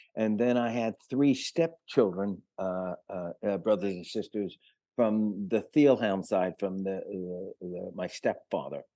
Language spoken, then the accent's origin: English; New York City, New York, United States; also born or lived in Manhattan / Greenwich Village; I was born in Manhattan and grew up on one hundred sixth and Broadway till I was four years old, and then Mom remarried and shuttled me off to the Bronx